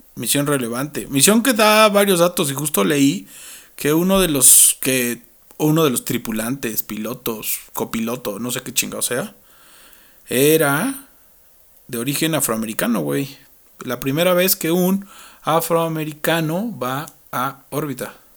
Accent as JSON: {"language": "Spanish", "country": "Mexico", "said": "para nosotros como mexicanos"}